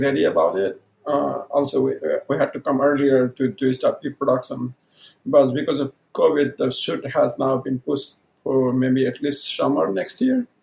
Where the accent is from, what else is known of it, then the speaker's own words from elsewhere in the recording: Udayapur district, Koshi Province, Nepal; first language Maithili; English is a second language; also born or lived in Saptari; I was really little when we moved to Udaipur. And that is Nepali-speaking community around. I come from Maithili-speaking community